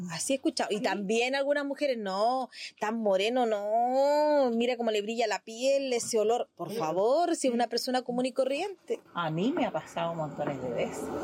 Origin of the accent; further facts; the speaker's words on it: Azapa, Arica y Parinacota, Chile; ¿tú eres de Azapa? Me sacaban al tiro. Y yo decía, ¿pero cómo sabe que soy del Valle?